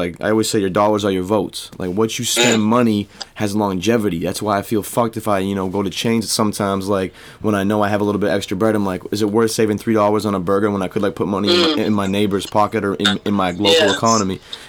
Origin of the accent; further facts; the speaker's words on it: Maine, United States; So, and that's from a lifelong Mainer myself. Like, there's 10,000 people in my hometown, and I'm in southern Maine.